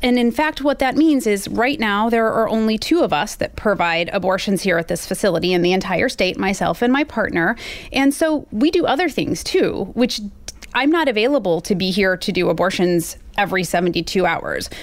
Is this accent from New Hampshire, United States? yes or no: no; Missouri, United States; I live in Missouri. I grew up here in Missouri.